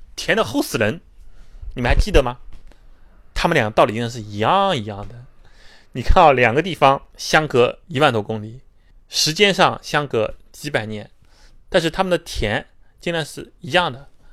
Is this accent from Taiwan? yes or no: no; Shanghai, China; 我们上海人